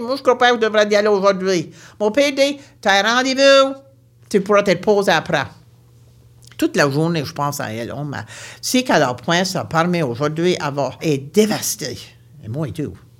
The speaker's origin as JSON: {"language": "French", "area": "St. Mary's Bay", "region": "Nova Scotia", "country": "Canada", "said": "Je viens de Nouvelle-Écosse, une région appelée la baie Sainte-Marie"}